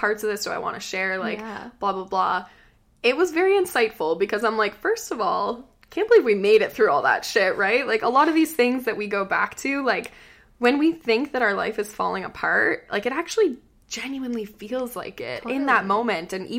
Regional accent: Prince Edward Island, Canada; moved away as an adult; now in Halifax, Canada; I'm from PEI

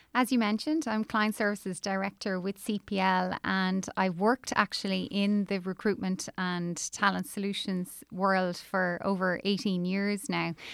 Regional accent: Ireland; moved away as an adult; also born or lived in New York, United States; At the time I emigrated from Ireland, um, things would have been incredibly tough here

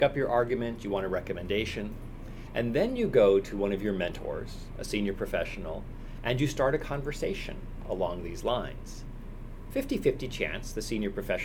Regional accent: San Francisco, California, United States; I'm from San Francisco

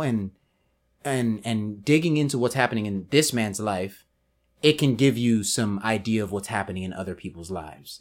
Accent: Houston, Texas, United States; I'm a Richmond guy, you're a Sharpstown guy, but we're both from Houston

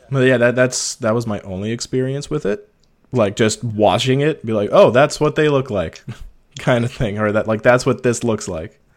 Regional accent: Ontario, Canada; moved away as an adult; also born or lived in Toronto, Canada; I'm small northern town, eight hours north from Toronto.

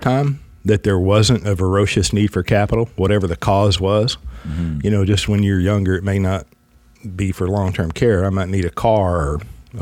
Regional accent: the South, United States; I'm just from the South

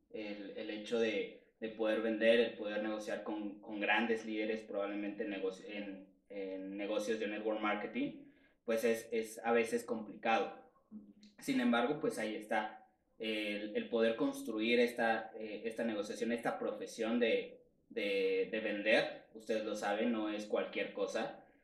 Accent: Mexico City, Mexico; tengo 27 años, soy de aquí de la Ciudad de México.

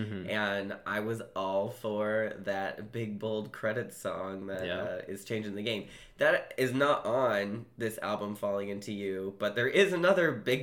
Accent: Seattle, Washington, United States; also born or lived in Chicago; I grew up in Seattle.

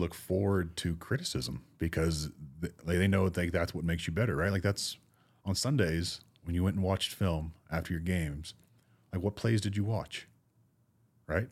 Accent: Florida, United States; I grew up in Florida

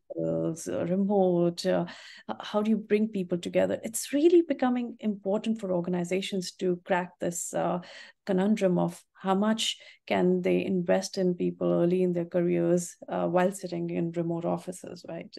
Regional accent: North India, India; moved away; I am from India and, uh, tea was what, you know, we grew up drinking

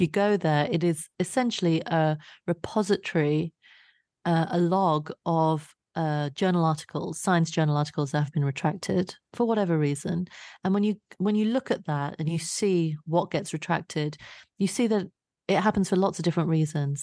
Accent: London, United Kingdom; I grew up in Southeast London

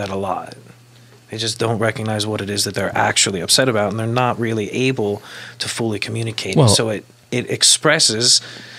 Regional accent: Kentucky, United States; I'm from Kentucky

